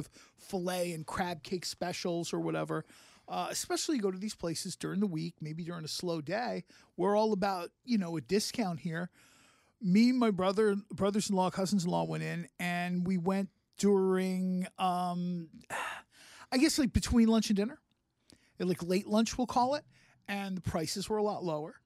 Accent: Mount Laurel, New Jersey, United States; Mount Laurel, my hometown.

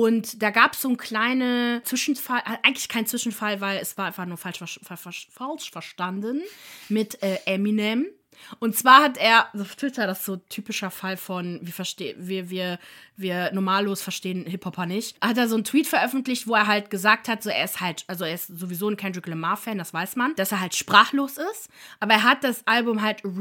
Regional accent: Ireland; Oh, ah, ich bin Irin und weiß das nicht

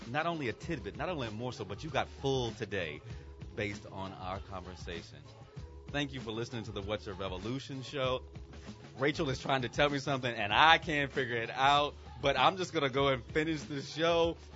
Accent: United States; I am American

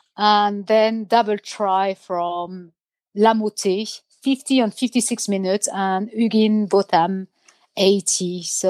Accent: north of Brittany, France; because I'm from Brittany, I would say my coif, my headgear, but I come from the north of Brittany, so it's different.

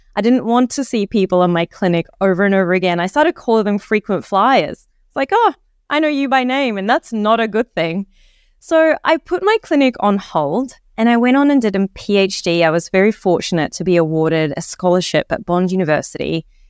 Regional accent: Egypt; now in Australia; I grew up in Egypt

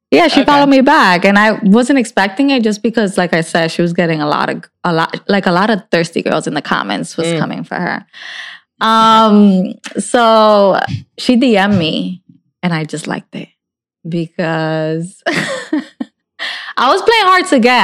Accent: New Jersey, United States; I'm from North Jersey, and in North Jersey, there's a lot more things

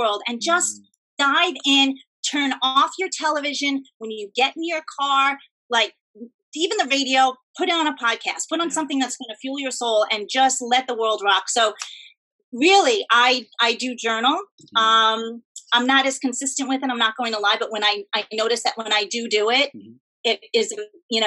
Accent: New York, United States; I'm from New York

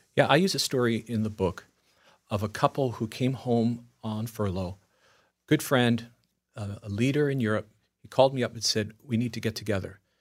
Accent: Long Island, New York, United States; moved away; also born or lived in Italy (ancestry); coming from Long Island

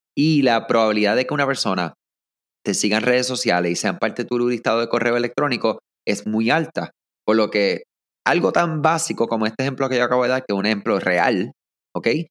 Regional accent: Puerto Rico; yo soy puertorriqueño, ¿verdad? O como decimos nosotros acá, nos somos boricuas

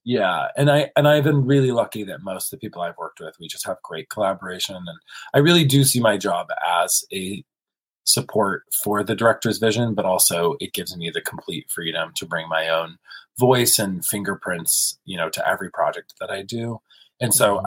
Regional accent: South Carolina and Kentucky, the American South, United States; moved away as an adult; now in Los Angeles, United States; born and raised in South Carolina and Kentucky.

